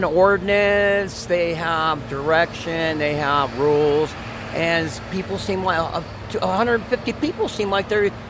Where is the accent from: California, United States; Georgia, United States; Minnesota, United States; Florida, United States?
California, United States; Los Angeles; now in Reno, United States; I just don't know what the magnet is because I came from Los Angeles to the lake.